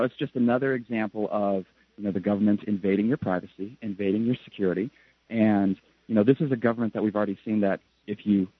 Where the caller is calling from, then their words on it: Japan; because I'm calling from Japan